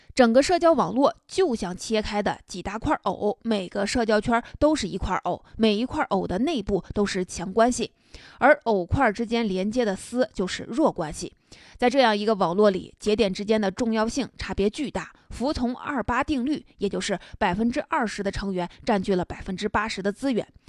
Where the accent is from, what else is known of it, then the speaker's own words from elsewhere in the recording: China; 我们中国人